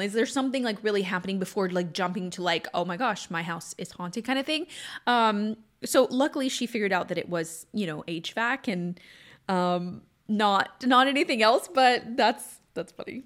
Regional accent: Southwest Louisiana, United States; moved away; also born or lived in Texas / California; was born in Southwest Louisiana

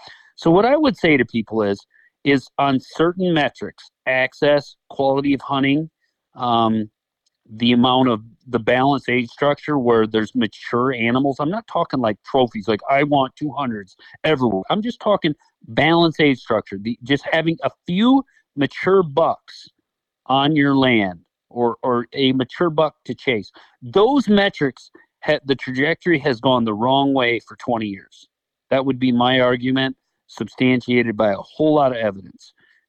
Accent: Michigan, United States; Now, is it better than, you know, where I came from, Michigan?

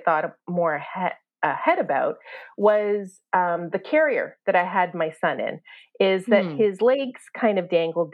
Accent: Canada; accent: Canadian; also born or lived in Toronto; I'm Canadian

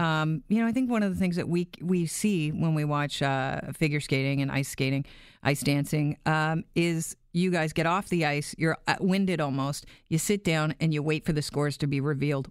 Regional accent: Canada; as a Canadian

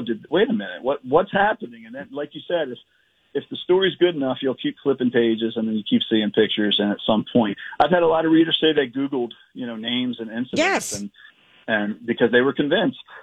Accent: Edgewood, Maryland, United States; moved away; my hometown of Edgewood, Maryland

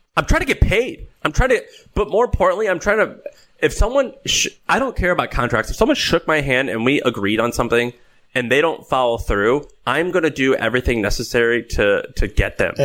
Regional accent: St. Louis, Missouri, United States; moved away; I grew up in St. Louis.

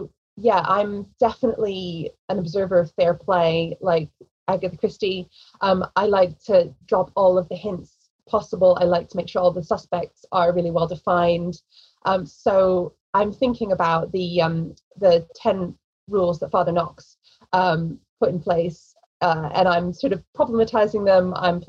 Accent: England, United Kingdom; accent: American; also born or lived in United States; I grew up in England. I was born in America, but I was raised very American. My mother, you know, sort of gave me all the American food, American holidays, American accent, as you can hear.

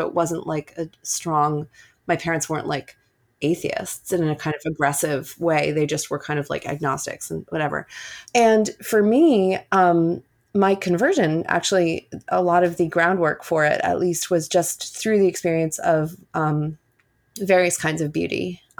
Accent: New York City, New York, United States; I grew up completely secular on the Upper West Side of Manhattan, where we've just moved back to, actually, from Queens

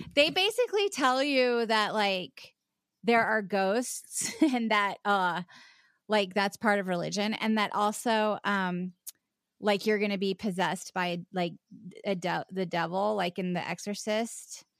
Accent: Charleston, South Carolina, United States; born or raised there; also born or lived in West Virginia

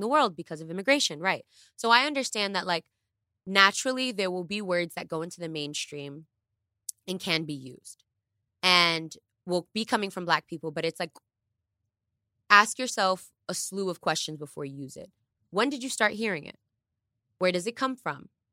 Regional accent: New York City, New York, United States; English is a second language; English is my second language and I come from the Bronx

